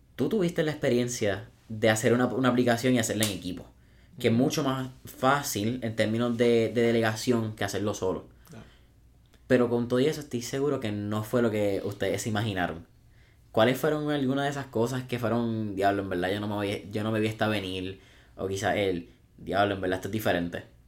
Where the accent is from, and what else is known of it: Puerto Rico